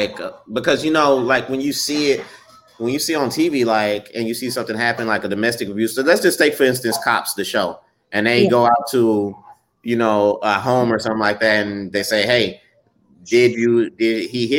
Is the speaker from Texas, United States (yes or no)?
yes; Beaumont, Texas, United States; we're from Beaumont, so that's like an hour away from Houston.